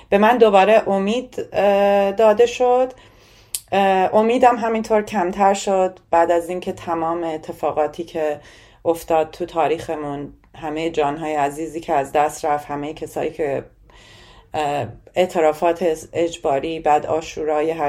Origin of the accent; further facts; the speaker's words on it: Iran; moved away as an adult; من وقتی که از ایران اومدم